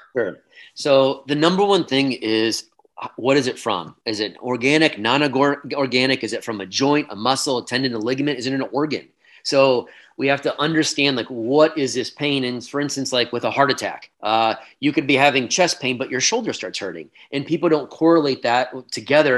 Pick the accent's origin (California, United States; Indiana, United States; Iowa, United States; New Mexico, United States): Iowa, United States; also born or lived in Boulder, Colorado; the college was back in my hometown in Iowa